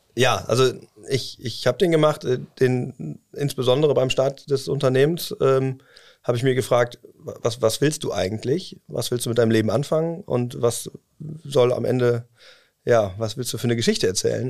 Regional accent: Cologne, North Rhine-Westphalia, Germany; moved away as an adult; now in Osnabrück, Germany; Weil ich aus äh, gebürtig aus Köln komme und ähm, ja, so ein kölscher Jungen, das lässt man das nicht ganz los.

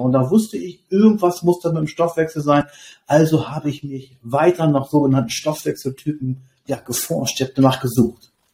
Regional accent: Lower Saxony, Germany; Ich komme aus Niedersachsen

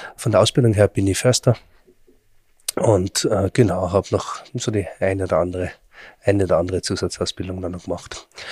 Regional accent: Austria; Bei uns in Österreich

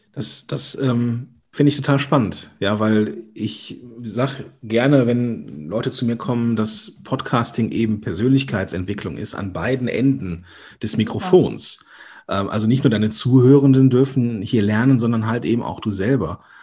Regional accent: Rhineland, Germany; accent: Ruhrgebiet slang; ich bin ja aus diesem rheinischen Gebiet unterwegs, so manchmal kommt auch das, der Ruhrgebietslang durch.

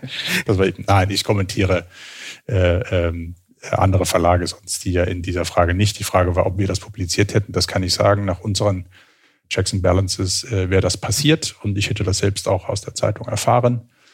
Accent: Southern Germany, Germany; moved away as an adult; also born or lived in Switzerland; now in Cologne, Germany; als Süddeutscher in Süddeutschland aufgewachsen

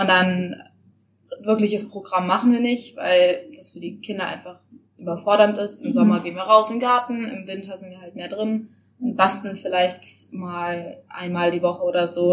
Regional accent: Stuttgart, Baden-Württemberg, Germany; moved away as an adult; now in Baden-Baden, Germany; also ich komme ursprünglich aus Stuttgart und bin jetzt nach Baden-Baden

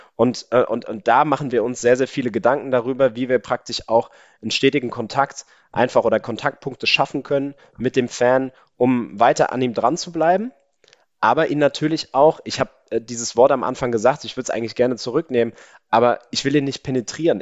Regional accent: Mainz, Rhineland-Palatinate, Germany; bei uns in Mainz sagt man ja eigentlich Gude

